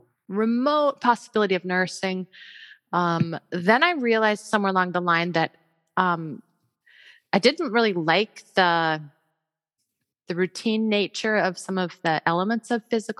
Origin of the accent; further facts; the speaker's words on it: Ames, Iowa, United States; I grew up in Iowa as well, in Ames, in fact. So Ames is my hometown where Iowa State is